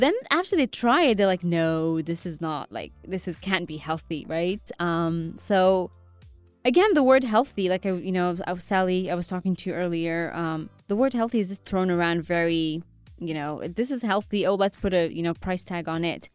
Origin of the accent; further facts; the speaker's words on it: Afghanistan; I'm from Afghanistan